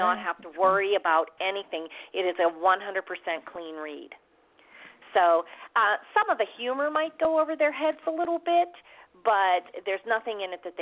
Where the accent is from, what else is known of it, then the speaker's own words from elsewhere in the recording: Pittsburgh, Pennsylvania, United States; my hometown of Pittsburgh, right in the house I grew up in Pittsburgh